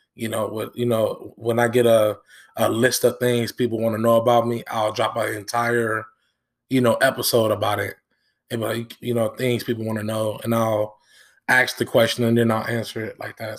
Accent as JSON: {"language": "English", "town": "Dayton", "region": "Ohio", "country": "United States", "tie": "born or raised there", "also_born_or_lived": "Benton Harbor, Michigan", "said": "from seven to twenty-four, I've been in Dayton"}